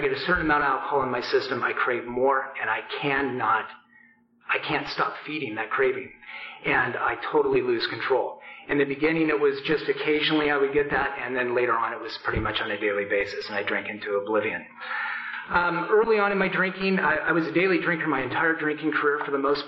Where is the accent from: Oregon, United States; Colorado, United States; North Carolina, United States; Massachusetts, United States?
Oregon, United States; Portland; I grew up in Portland